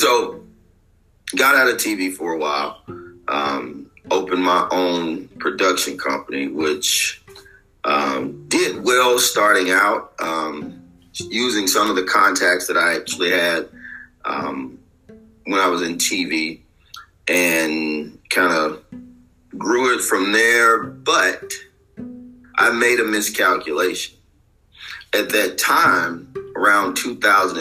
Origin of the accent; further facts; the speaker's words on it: Little Rock, Arkansas, United States; this is my hometown